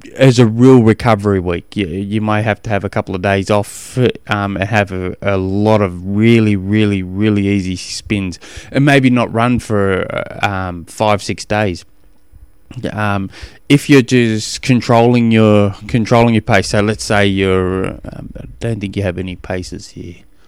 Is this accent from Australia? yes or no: yes; Australia; moved away; also born or lived in Tennessee, United States; I'm an Aussie